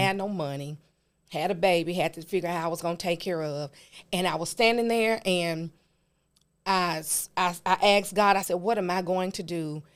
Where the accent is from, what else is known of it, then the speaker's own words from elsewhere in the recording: Memphis, Tennessee, United States; I am a native of Memphis. I grew up in White Haven.